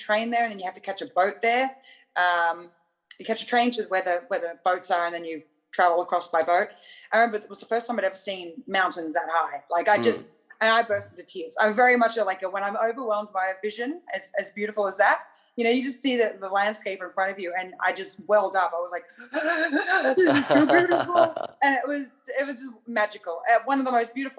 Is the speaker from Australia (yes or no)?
yes; Australia; I'm Australian.